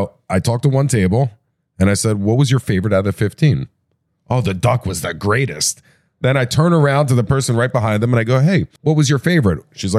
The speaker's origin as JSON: {"language": "English", "region": "Maryland", "country": "United States", "said": "Well, I'm from Maryland."}